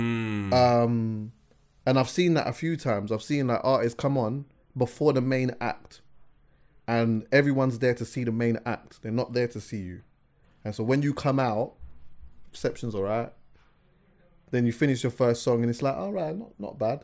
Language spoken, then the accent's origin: English; England, United Kingdom; I'm here from England